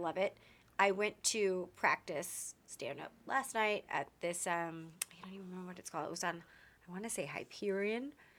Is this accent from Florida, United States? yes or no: no; Texas, United States; We're from Texas and she moved out here and just kind of really embraced the wildness of California.